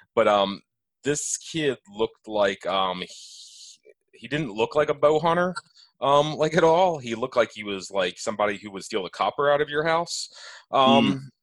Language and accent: English; Elkton, United States; I grew up in Elkton.